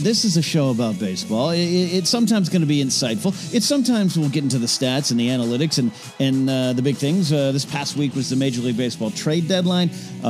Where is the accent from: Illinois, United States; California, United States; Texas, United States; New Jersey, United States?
California, United States; Southern; growing up in SoCal